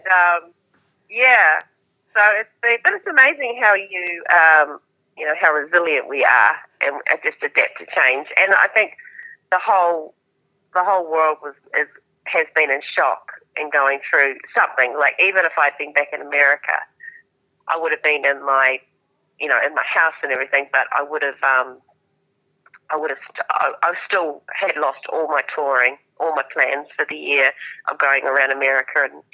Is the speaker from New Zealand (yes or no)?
yes; Southland, New Zealand; accent: Kiwi; moved away as an adult; also born or lived in Gore / Texas, United States; now in Nashville, United States; I'm a southerner. I'm from Southland.